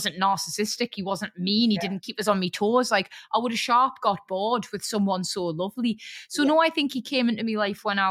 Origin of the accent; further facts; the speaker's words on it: Newcastle upon Tyne, North East England, United Kingdom; being a Geordie